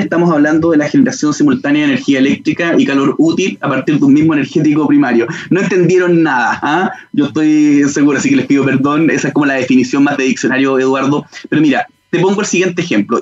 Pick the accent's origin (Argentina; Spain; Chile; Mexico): Chile; como chilenos